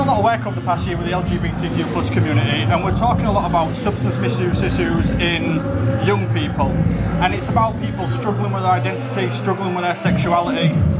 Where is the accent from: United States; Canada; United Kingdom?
United Kingdom; Hull, Yorkshire and the Humber; I'm from Hull. You know, the thing is, I always say about Hull, because it's at the end of the M62.